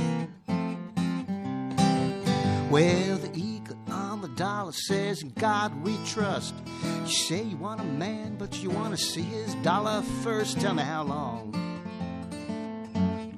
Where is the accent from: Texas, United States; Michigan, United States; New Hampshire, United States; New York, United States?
New York, United States; I cut my teeth on the folk revival in New York because I'm from New York, so I'd go to Greenwich Village